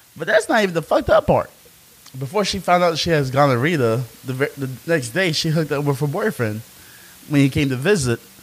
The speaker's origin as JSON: {"language": "English", "region": "South Carolina", "country": "United States", "tie": "born or raised there", "said": "being a black man growing up in South Carolina"}